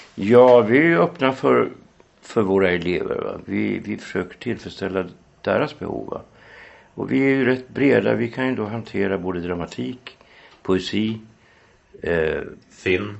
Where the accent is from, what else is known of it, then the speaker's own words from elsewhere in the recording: Norrland, Sweden; jag är norrlänning